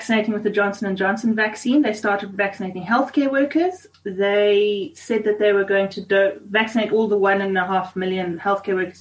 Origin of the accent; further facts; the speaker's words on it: Zimbabwe; now in South Africa; I grew up in Zimbabwe. My mom and dad still live there